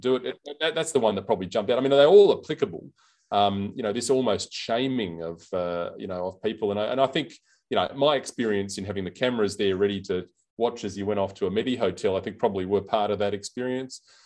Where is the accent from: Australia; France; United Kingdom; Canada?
Australia; South Australia; here in, in South Australia, in my home state